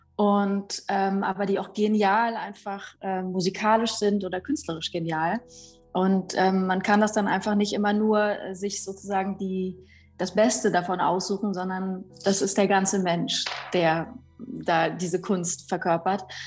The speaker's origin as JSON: {"language": "German", "town": "Weimar", "region": "Thuringia", "country": "Germany", "tie": "born or raised there", "said": "ich bin 84 äh, in Weimar geboren"}